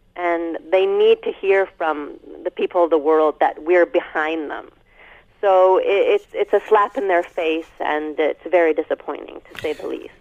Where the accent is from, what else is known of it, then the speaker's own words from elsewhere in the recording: Canada; as a Canadian